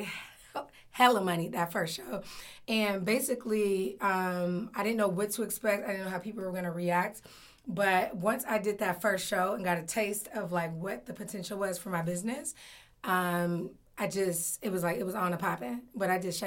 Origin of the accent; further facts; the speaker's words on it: Oakland, California, United States; also born or lived in New York / Washington, D.C.; I'm based in Oakland, California. Oakland. I'm born and raised in Oakland.